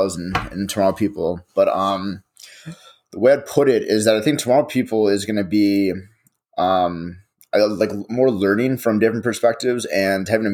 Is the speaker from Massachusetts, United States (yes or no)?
no; Edina, Minnesota, United States; we came from Edina where there's a lot of hockey is a big thing